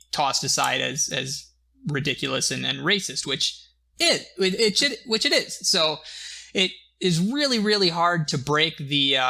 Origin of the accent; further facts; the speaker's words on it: United States; we're American